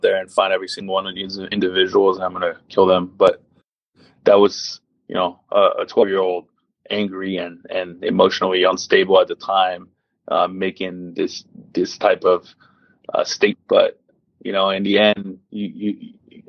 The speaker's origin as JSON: {"language": "English", "town": "Paris", "region": "Île-de-France", "country": "France", "tie": "born or raised there", "also_born_or_lived": "Maryland, United States", "moved": "yes", "lives_now": "United States", "said": "when I was growing up in Paris, France"}